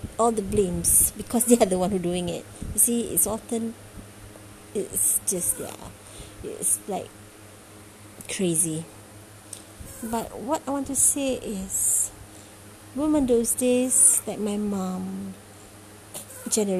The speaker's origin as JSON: {"language": "English", "country": "Malaysia", "said": "I'm from Malaysia"}